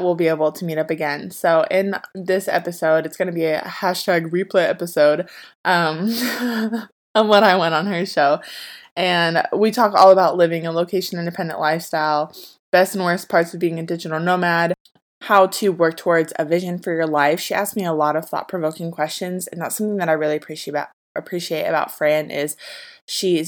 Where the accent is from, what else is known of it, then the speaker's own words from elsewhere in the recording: Ohio, United States; moved away; We're both from Ohio